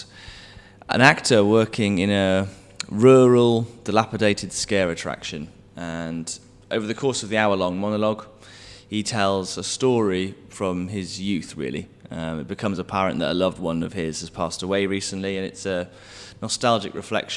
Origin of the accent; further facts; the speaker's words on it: West Midlands, United Kingdom; I'm from the West Midlands